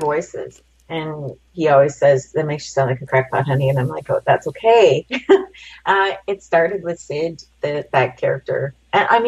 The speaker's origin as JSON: {"language": "English", "country": "Canada", "tie": "born or raised there", "said": "growing up in Canada"}